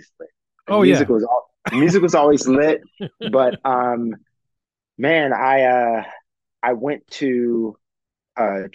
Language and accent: English; Anchorage, Alaska, United States; I was raised in Anchorage, Alaska